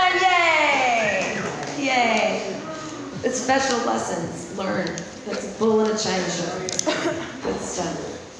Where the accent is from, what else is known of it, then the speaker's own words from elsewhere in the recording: India; That's a country. I am an Indian.